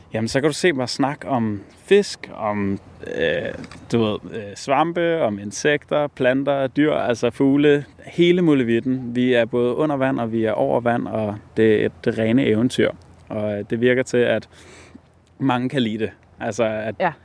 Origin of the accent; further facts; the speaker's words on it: Capital Region of Denmark, Denmark; den natur, som jeg kender og groet op ved